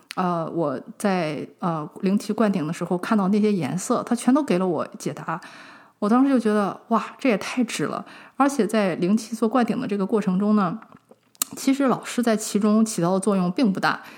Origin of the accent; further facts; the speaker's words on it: China; 我们中国人这个问题非常地严重